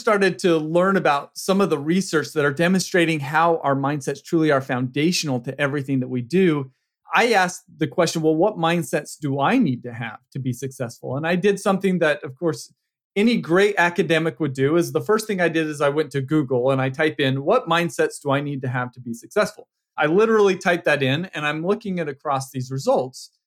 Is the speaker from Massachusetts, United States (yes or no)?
no; Utah, United States; now in California, United States; I grew up in Utah